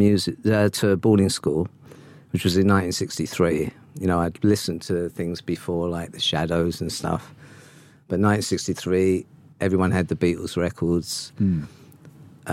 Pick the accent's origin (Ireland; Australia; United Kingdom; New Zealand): United Kingdom; London; I was born in King's College Hospital in Camberwell. Spent the first 4 years of my life in Broccoli and then moved to Forest Hill.